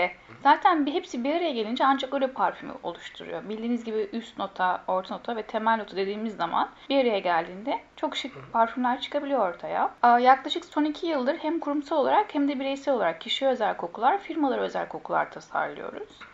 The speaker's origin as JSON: {"language": "Turkish", "country": "Bulgaria", "tie": "born or raised there", "said": "1978 Bulgaristan doğumluyum."}